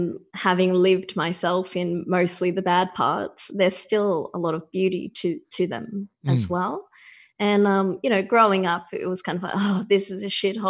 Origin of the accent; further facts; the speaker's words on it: Wollongong, New South Wales, Australia; I grew up in a town called Wollongong, or the Illawarra, which is about an hour and a half south of Sydney.